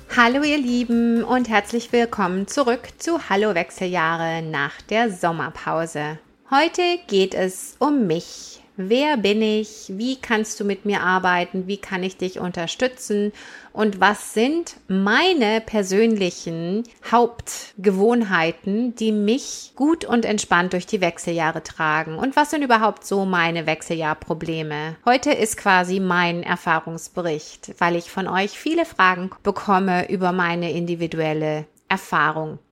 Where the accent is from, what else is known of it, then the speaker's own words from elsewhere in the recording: Germany; moved away as an adult; also born or lived in United States; now in Canada; ich bin in Deutschland geboren, aufgewachsen, habe da Sportwissenschaften studiert